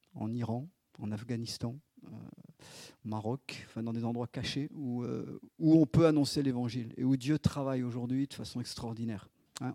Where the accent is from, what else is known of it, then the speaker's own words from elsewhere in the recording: Isère, Auvergne-Rhône-Alpes, France; moved away as an adult; also born or lived in Chad / Grenoble / Lyon; on est dans l'Isère, on est revenu dans un petit bled, là où je suis né